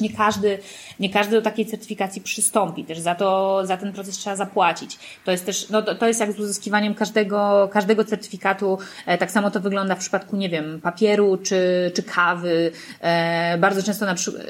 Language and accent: Polish; Warsaw, Masovian Voivodeship, Poland; ja jestem z Warszawy